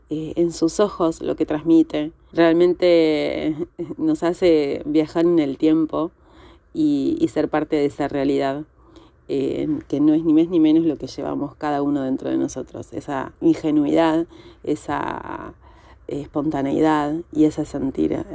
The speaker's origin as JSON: {"language": "Spanish", "region": "Buenos Aires", "country": "Argentina", "said": "soy de Buenos Aires, Argentina."}